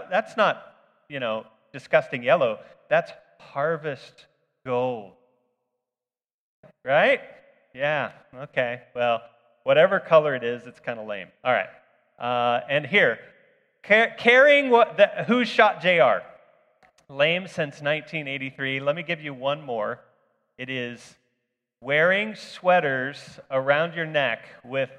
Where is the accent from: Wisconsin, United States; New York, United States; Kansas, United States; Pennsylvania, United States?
Kansas, United States; Fort Scott; growing up in Fort Scott was kind of a shelter for this, because by the time technology arrived here